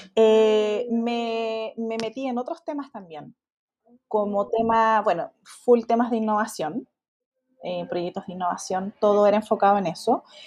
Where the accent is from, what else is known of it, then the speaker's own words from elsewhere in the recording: Chile; Yo soy chilena